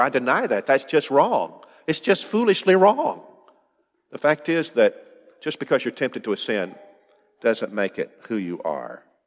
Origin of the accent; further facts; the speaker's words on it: United States; as an American